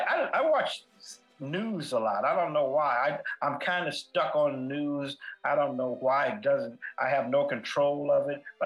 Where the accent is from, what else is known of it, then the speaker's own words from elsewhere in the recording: California, United States; I'm from California.